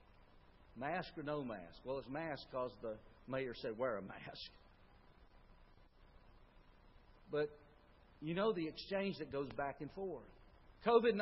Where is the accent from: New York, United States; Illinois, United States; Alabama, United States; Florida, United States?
Alabama, United States; Tuscaloosa; I grew up in Tuscaloosa